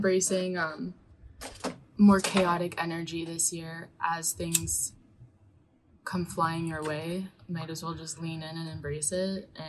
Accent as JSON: {"language": "English", "region": "New York", "country": "United States", "tie": "born or raised there", "said": "growing up in New York"}